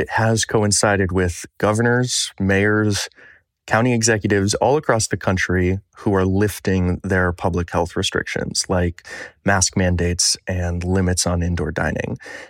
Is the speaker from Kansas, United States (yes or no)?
no; Michigan, United States; Michigan, my home state